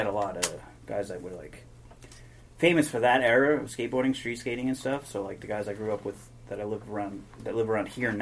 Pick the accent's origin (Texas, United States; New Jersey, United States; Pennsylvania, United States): New Jersey, United States; moved away as an adult; also born or lived in Huntington Beach, California; now in California, United States; I grew up in New Jersey till I was 18.